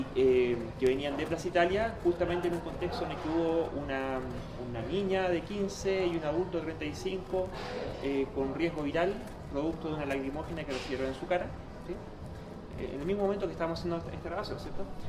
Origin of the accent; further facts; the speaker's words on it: Chile; la mayoría de los chilenos